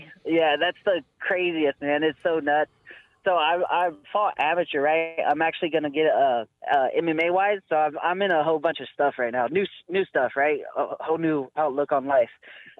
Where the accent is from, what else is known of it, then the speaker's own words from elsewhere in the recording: Eugene, Oregon, United States; so I grew up here in Eugene, Oregon with my two aunts.